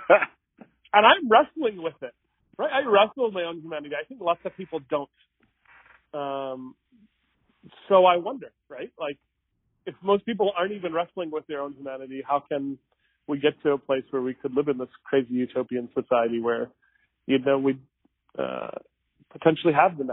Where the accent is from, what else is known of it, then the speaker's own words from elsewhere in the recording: Mesa, Arizona, United States; I grew up in Mesa